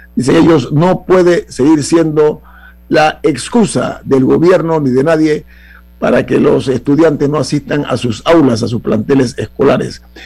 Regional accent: Panama; como panameños

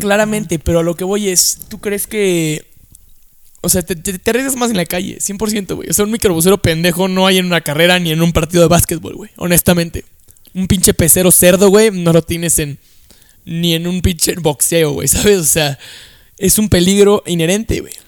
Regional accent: Mexico; somos un país de, puta madre, güey

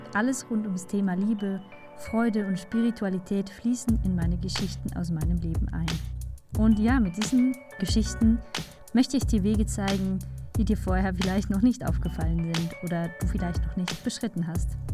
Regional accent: Switzerland; für mich als Schweizerin, die manchmal im Winter hier mit Schnee äh, sich herumschlägt

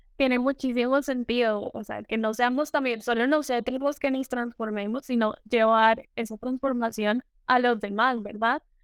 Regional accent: Colombia; now in Costa Rica; estoy en Costa Rica, pero soy de Colombia, una colombiana viviendo en el exterior

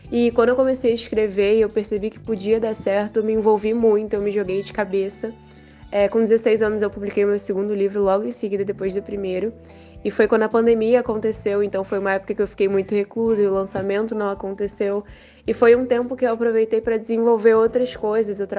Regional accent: São Pedro da Aldeia, Rio de Janeiro, Brazil; eu tenho 18 anos, eu sou natural de São Pedro da Aldeia, Rio de Janeiro.

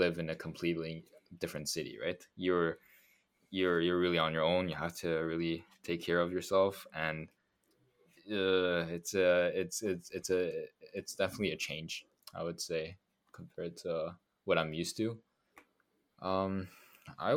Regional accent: Montreal, Quebec, Canada; one school is in Montreal, is in like my hometown

